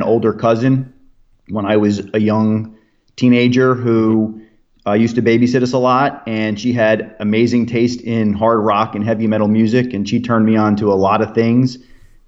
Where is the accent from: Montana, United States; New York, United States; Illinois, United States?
New York, United States; outside of New York City, United States; I grew up outside of New York City